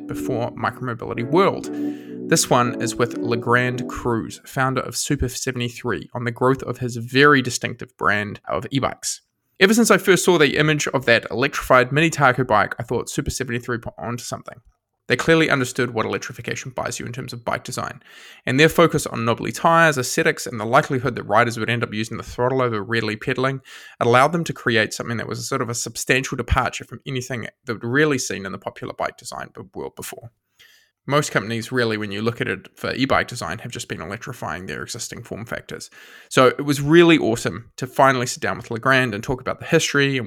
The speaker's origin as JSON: {"language": "English", "country": "New Zealand", "said": "I'm from New Zealand"}